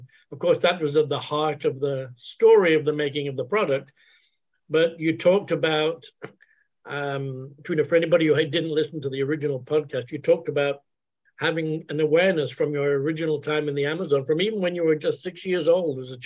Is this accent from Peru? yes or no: no; England, United Kingdom; moved away; I'm originally from England